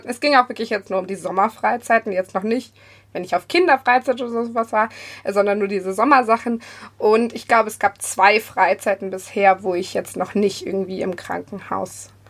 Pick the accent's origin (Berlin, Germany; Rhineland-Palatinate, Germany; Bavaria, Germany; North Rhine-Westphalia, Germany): Bavaria, Germany; Und ja, ich komme auch aus dem Münchner Südosten.